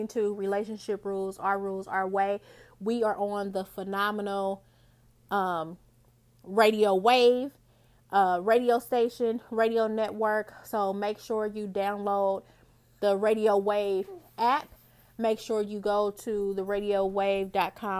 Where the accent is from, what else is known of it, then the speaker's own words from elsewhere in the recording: Indianapolis, Indiana, United States; My hometown, I'm actually located in Indianapolis, Indiana.